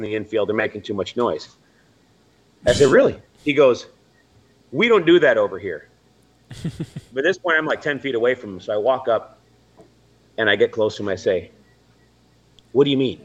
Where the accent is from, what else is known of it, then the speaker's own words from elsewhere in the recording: St. Joseph, Michigan, United States; I grew up in St. Joe, went to St. Joe schools.